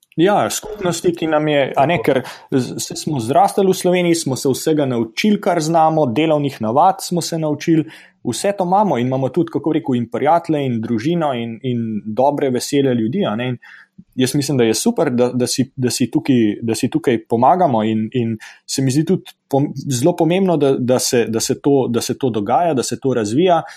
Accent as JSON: {"language": "Slovenian", "country": "Slovenia", "moved": "yes", "lives_now": "Stanford, United States", "said": "Smo tukaj Slovenci v Združenih državah ustanovili um, Ameriško-Slovensko izobraževalno fundacijo"}